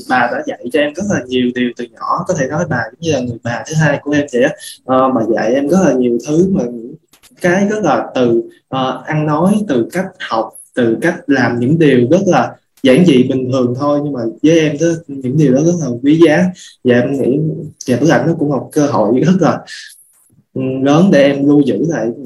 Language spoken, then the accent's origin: Vietnamese; Mekong Delta, Vietnam; em cũng là người miền Tây giống như cô và khi mà mình với một lần đầu tiên mà mình đi xa nhà như vậy lâu như vậy